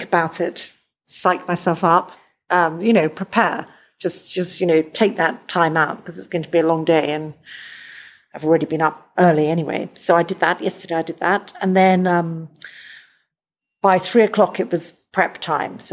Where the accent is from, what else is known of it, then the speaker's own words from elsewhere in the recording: London, United Kingdom; I'm from London